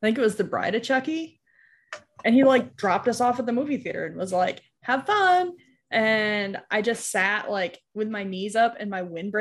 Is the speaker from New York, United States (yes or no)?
yes; New York, United States; near where I grew up in New York